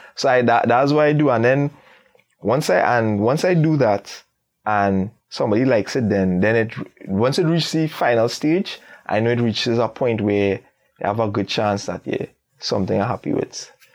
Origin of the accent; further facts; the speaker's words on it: Trinidad & Tobago; how we would flow on a beat as a Trini artist